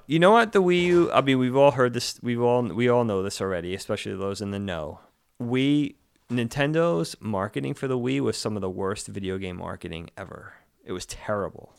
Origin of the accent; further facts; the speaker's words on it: Long Island, New York, United States; I grew up, we grew up on Long Island